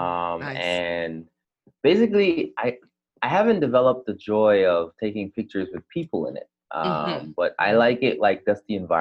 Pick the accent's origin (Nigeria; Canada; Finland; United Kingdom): Canada; moved away as an adult; also born or lived in Jamaica; now in South Korea; I was born in Jamaica, but I immigrated to Canada, where I live for most of my life.